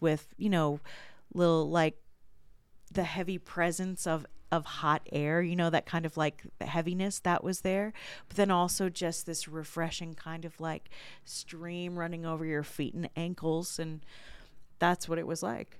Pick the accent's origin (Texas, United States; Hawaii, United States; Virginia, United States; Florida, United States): Virginia, United States; when I was growing up in Virginia, there was a, uh, the house I grew up in backed up against woods